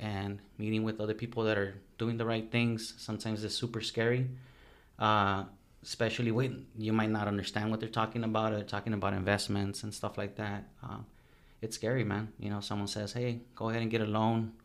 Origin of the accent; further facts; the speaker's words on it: Los Angeles, California, United States; also born or lived in Mexico; now in Newport Beach, United States; I've been living in East LA pretty much for my whole youth